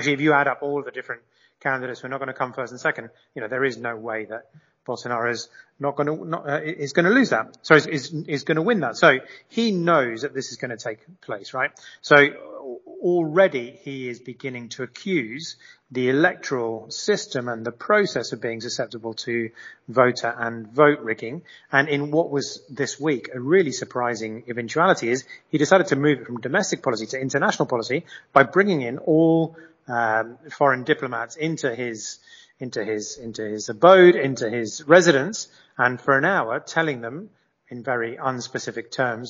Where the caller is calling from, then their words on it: Mexico; I'm calling you from Mexico